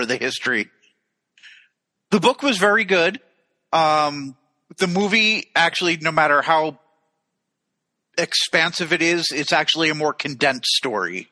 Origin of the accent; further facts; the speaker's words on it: United States; from America